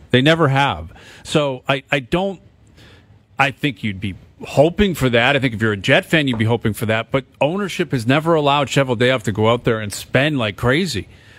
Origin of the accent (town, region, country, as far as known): Canada